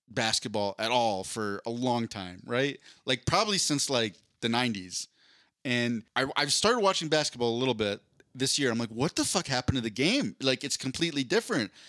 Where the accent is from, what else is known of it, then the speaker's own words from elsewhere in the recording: Philadelphia, Pennsylvania, United States; grew up in Philadelphia